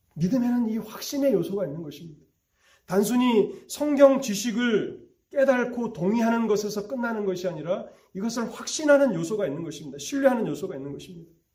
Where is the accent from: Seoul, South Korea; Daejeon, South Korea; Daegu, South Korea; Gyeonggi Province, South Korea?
Gyeonggi Province, South Korea; moved away; 저는 고향이 경기도인데